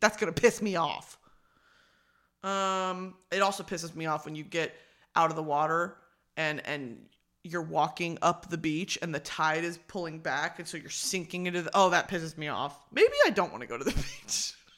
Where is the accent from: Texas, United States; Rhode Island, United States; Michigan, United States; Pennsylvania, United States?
Texas, United States; Dallas; now in Southern California, United States; I am from Dallas, America